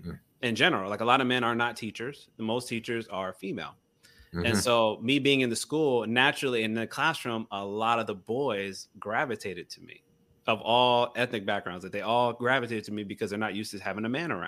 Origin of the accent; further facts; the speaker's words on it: Gainesville, United States; I'm from Gainesville.